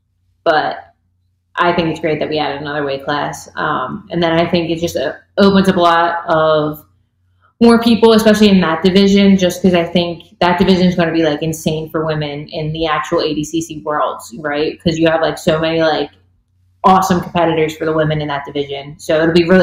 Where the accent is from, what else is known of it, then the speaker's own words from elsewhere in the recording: Philadelphia, Pennsylvania, United States; I'm from Philadelphia